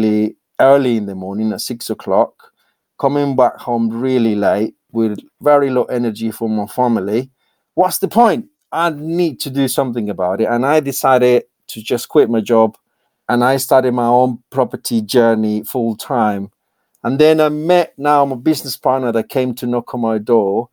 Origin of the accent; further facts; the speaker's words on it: Colombia; English is a second language; moved away as an adult; now in United Kingdom; born and raised in Colombia, and I basically decided to emigrate to the UK